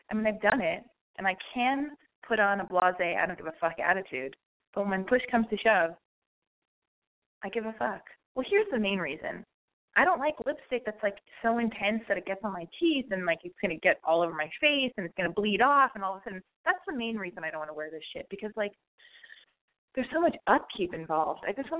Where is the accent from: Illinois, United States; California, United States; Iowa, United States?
California, United States; Los Angeles; You know, I was born and raised in Los Angeles.